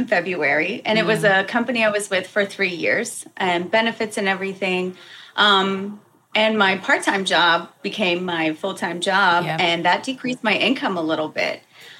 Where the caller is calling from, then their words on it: Hampton, Virginia, United States; Hampton, Virginia.